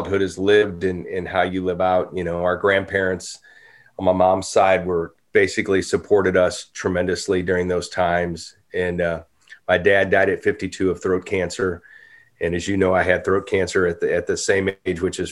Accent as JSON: {"language": "English", "town": "Normandy", "region": "Missouri", "country": "United States", "tie": "born or raised there", "also_born_or_lived": "St. Louis, Missouri", "moved": "as an adult", "lives_now": "Franklin, United States", "said": "I grew up in Normandy, Missouri, a suburb of St. Louis, close to North St. Louis"}